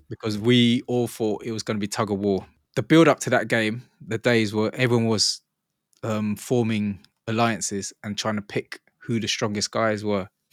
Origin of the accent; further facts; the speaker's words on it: England, United Kingdom; I'm from England